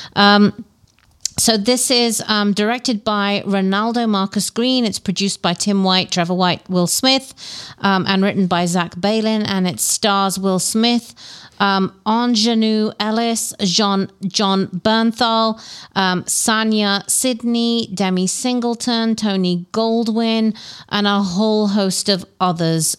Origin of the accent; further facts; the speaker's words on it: England, United Kingdom; nostalgia of growing up in England